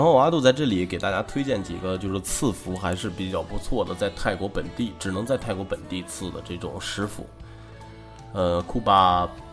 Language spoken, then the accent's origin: Chinese; China; 作为一个中国人